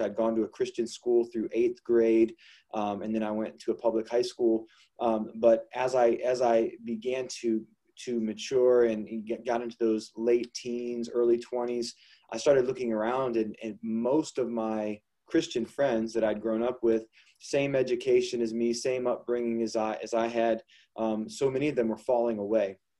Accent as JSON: {"language": "English", "region": "Ohio", "country": "United States", "tie": "born or raised there", "also_born_or_lived": "Toledo, Ohio", "said": "we've been born and raised in Ohio"}